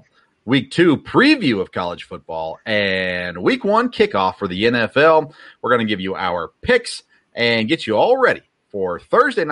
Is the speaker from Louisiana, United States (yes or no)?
no; Tennessee, United States; We grew up in Tennessee, or I grew up in Tennessee